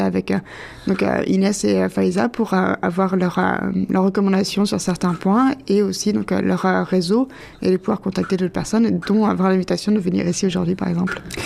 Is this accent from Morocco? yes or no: no; France; moved away as an adult; now in Toronto, Canada; je viens de France et je suis arrivée au Canada il y a 7 ans